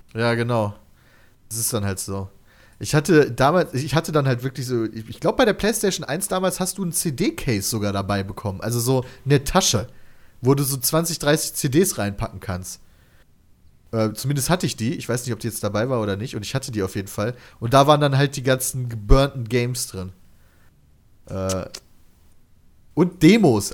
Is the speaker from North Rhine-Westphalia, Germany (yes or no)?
yes; near Kleve, North Rhine-Westphalia, Germany; wir kennen Kleve, wir kommen daher aus der Nähe